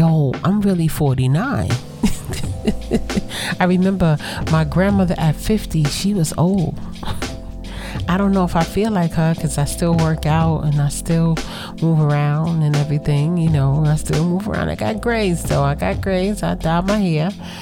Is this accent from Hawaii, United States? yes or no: no; New York City, New York, United States; I am from Brooklyn